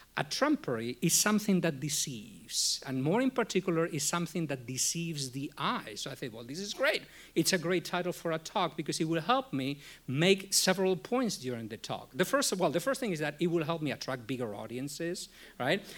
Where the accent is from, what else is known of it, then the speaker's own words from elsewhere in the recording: Spain; now in United States; I was born in Spain